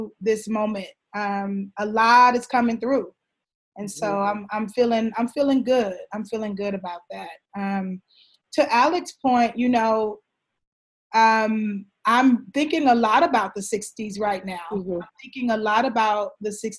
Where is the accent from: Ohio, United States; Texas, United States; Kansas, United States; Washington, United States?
Texas, United States; Houston; now in Harlem, United States; A little Black girl growing up in Houston, taking my little dance classes